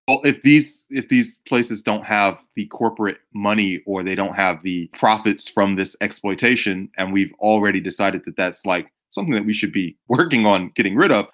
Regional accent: Georgia, United States; I'm from Georgia

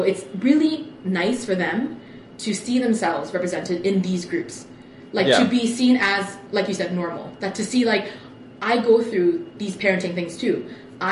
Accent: Toronto, Ontario, Canada; we grew up in Scarborough

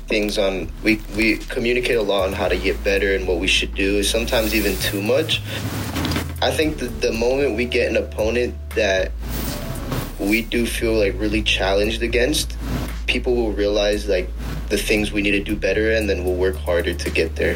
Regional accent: United States; I'm, I'm American

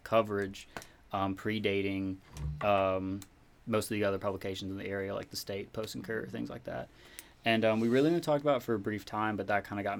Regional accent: South Carolina, United States; I am from South Carolina. So before I came to college, I was in an environment where, you know, being out was definitely not an option

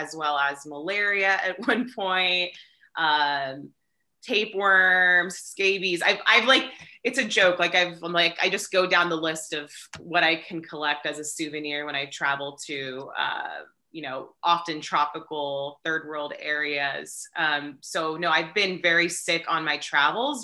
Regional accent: Orange County, Southern California, United States; also born or lived in Long Beach, California / Los Angeles, California / San Diego, California; now in Joshua Tree, United States; I'm native to Southern California. I was born in Long Beach, raised in Orange County, went to school in Los Angeles

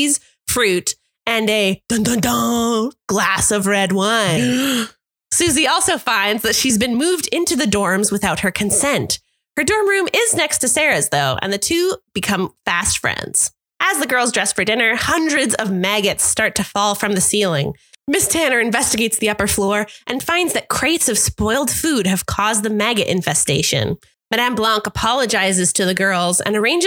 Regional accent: Canada; accent: Canadian; a very Canadian accent

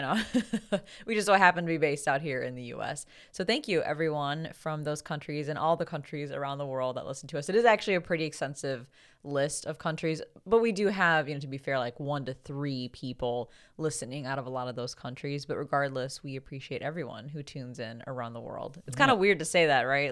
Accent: United States; being an American

